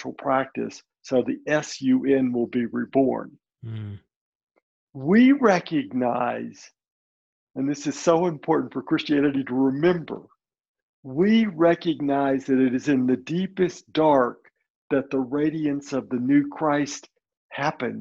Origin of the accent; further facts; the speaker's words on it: Birmingham, Alabama, United States; I'm first generation Lebanese. My parents were born in Lebanon and came to this country as children. Mm. But I was born in Birmingham, Alabama